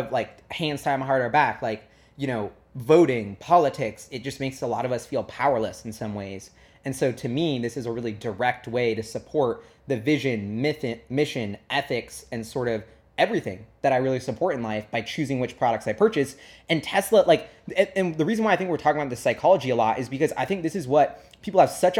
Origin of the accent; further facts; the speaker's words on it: New York, United States; And why I love walking everywhere as a New Yorker and even in Seattle, wherever, whenever I can